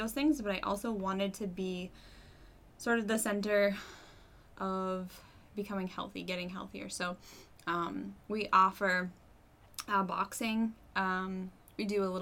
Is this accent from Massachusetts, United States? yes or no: yes; Massachusetts, United States; moved away as an adult; now in Manchester, United States; I am actually from Massachusetts. I moved up here a few years ago